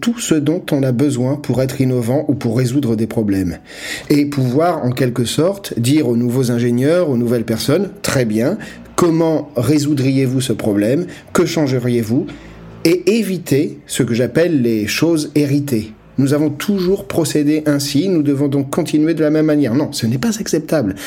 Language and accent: French; Nigeria; now in United Kingdom; Je viens moi-même du Nigeria où nous résolvons les problèmes de manière très différente. Et je vis au Royaume-Uni